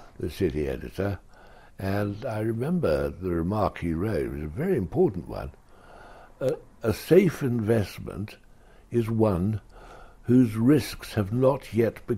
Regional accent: Oxford, South East England, United Kingdom; I was brought up in Oxford

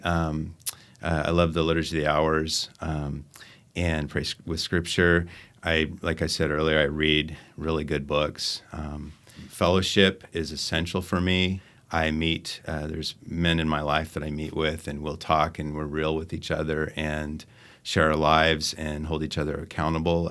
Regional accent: Phoenix, Arizona, United States; moved away; I'm from Phoenix, Arizona

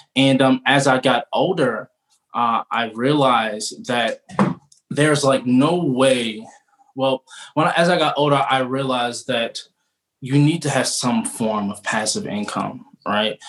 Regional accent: Baltimore, Maryland, United States; I am originally from Baltimore

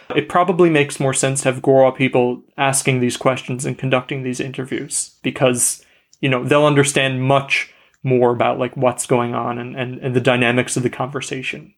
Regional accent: Canada; I'm Canadian

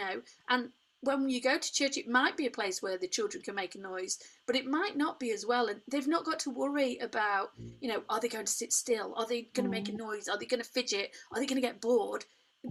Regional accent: Derbyshire, East Midlands, United Kingdom; I was born in Derbyshire, grew up in Derbyshire

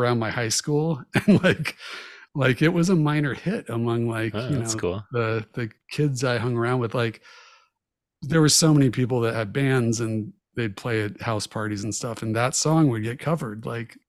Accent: Jacksonville, Florida, United States; I grew up in Jacksonville, Florida

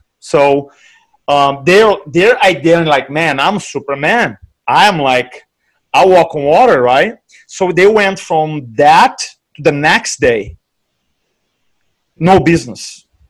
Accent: Brazil; now in United States; So I came here from Brazil. I work in, my background is in banking.

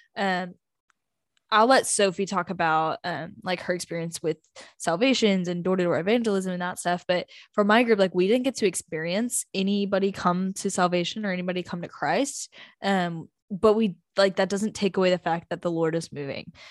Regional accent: North Texas, United States; We're from North Texas

